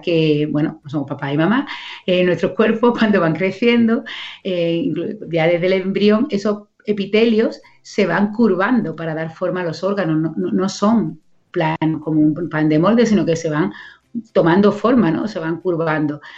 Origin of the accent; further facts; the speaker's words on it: Coria del Río, Andalusia, Spain; un cole de aquí, de mi pueblo, de Corea del Río